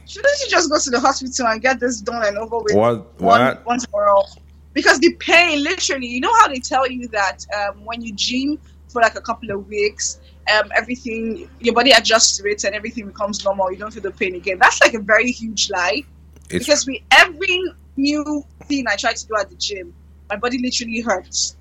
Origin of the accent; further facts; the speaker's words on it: Abuja, Federal Capital Territory, Nigeria; also born or lived in Abia State / Kaduna State; I grew up in Abuja